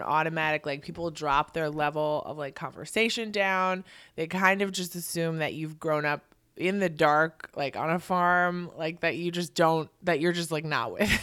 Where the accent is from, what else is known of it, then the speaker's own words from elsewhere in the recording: Milwaukee, Wisconsin, United States; now in New York, United States; I grew up in Milwaukee